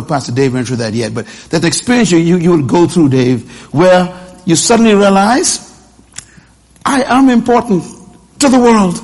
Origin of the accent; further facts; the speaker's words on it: Nassau, New Providence, Bahamas; I was born in Bain Town in a wooden house in this island.